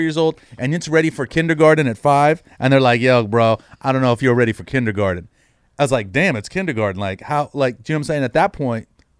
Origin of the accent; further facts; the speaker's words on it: San Jose, California, United States; I'm from San Jose, born and raised in San Jose.